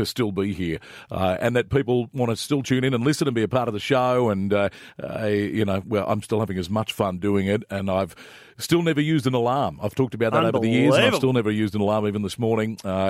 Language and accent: English; Sydney, New South Wales, Australia; moved away; As a kid growing up in Sydney, as people know, that's where I was born and bred